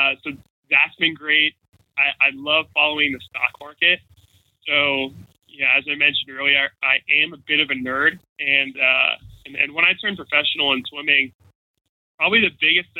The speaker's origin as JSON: {"language": "English", "town": "Jacksonville", "region": "Florida", "country": "United States", "tie": "born or raised there", "also_born_or_lived": "Chicago", "said": "Tom Coughlin was the head coach of my hometown football team. So he was the head coach of the Jacksonville Jaguars"}